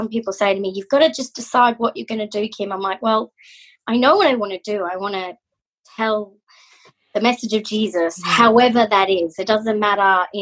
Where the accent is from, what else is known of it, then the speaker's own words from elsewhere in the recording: Mackay, Queensland, Australia; accent: Aussie; moved away as an adult; also born or lived in Brisbane, Australia; I was born in Mackay, and bred.